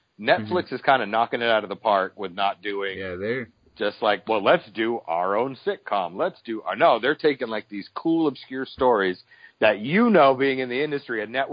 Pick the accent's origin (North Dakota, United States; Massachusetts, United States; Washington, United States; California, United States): Massachusetts, United States; Boston; moved away as an adult; I grew up in Boston.